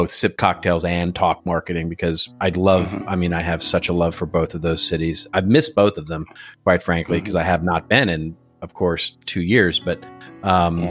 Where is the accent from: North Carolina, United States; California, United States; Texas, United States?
Texas, United States; moved away as an adult; now in Los Angeles, United States; I came originally from Texas. And as I like saying these days, I like being from Texas.